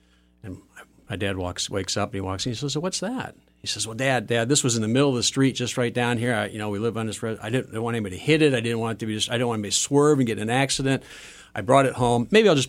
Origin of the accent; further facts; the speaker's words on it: Euclid, Ohio, United States; Well, I grew up in Euclid on the east side of Cleveland.